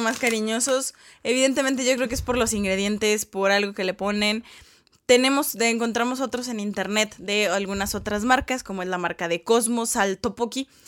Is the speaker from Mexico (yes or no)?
yes; Mexico; uno como mexicano no está acostumbrado